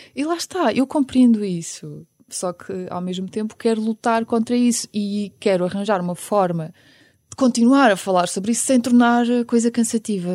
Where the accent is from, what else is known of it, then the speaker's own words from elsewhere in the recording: Ukraine; now in Portugal; Apesar de a Ucrânia ser o meu país de origem, não é? Porque eu nasci lá